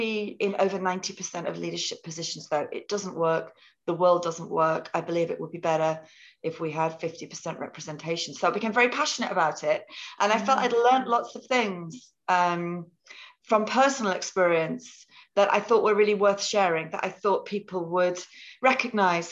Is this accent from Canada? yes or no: no; near Liverpool, North West England, United Kingdom; moved away as an adult; also born or lived in Cambridge; I was born near Liverpool